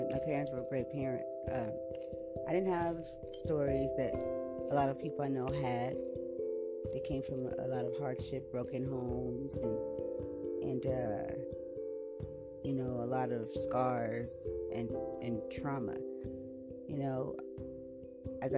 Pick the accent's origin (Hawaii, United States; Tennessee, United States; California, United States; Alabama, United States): California, United States; San Diego; I was born right here in San Diego, California